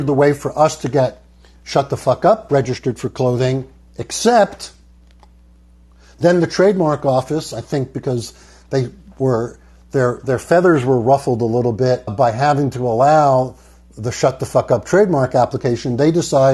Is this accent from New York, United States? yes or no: yes; New York, United States; I'm from New York